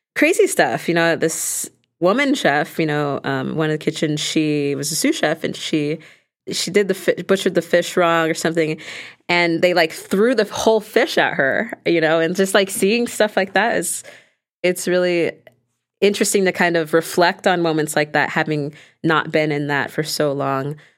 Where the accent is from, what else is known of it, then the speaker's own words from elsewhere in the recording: Los Angeles, California, United States; growing up in Los Angeles